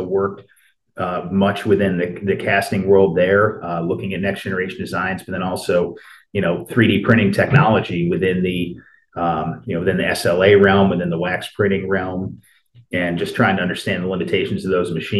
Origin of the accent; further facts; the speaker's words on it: Hartford, Connecticut, United States; moved away as an adult; also born or lived in Clemson, South Carolina; I grew up outside of Hartford, Connecticut, and, you know, spent my childhood there